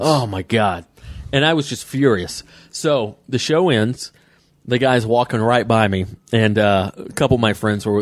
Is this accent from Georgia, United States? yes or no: yes; Atlanta, Georgia, United States; Atlanta, my hometown.